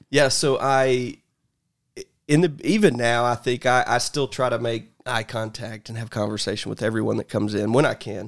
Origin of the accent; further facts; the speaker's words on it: Columbus, Georgia, United States; I was born in Columbus, Georgia.